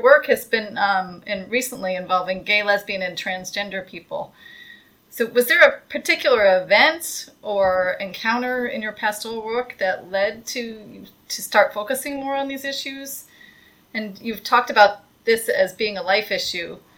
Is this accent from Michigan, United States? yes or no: yes; Michigan, United States; moved away; I come from from Michigan originally